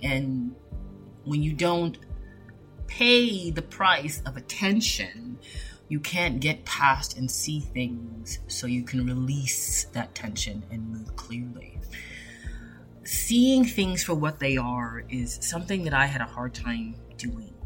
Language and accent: English; Canada; I was born in Canada. I have Jamaican roots